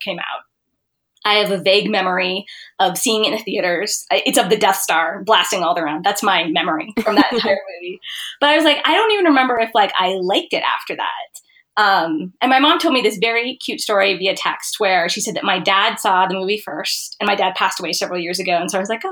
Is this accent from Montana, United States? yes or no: yes; Montana, United States; I grew up in Montana